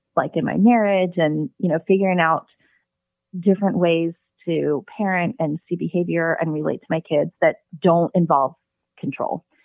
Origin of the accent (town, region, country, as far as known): United States; born or raised there; also born or lived in South Korea